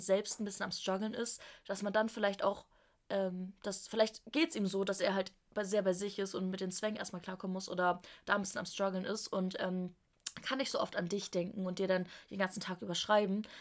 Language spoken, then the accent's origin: German; Germany; moved away as an adult; now in Stuttgart, Germany; ich bin von der Nähe von Hamburg nach Stuttgart zum Studieren gezogen